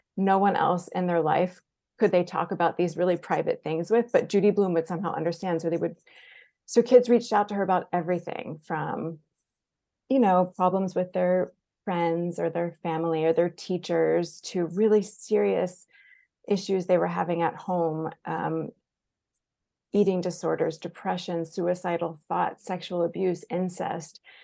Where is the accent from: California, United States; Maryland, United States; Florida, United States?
Florida, United States; Jacksonville; I grew up in Jacksonville, Florida, in Duval County